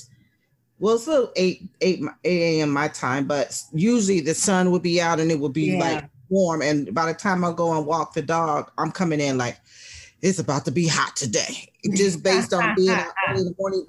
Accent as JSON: {"language": "English", "region": "California", "country": "United States", "tie": "born or raised there", "said": "I'm African American, born and raised in Cali."}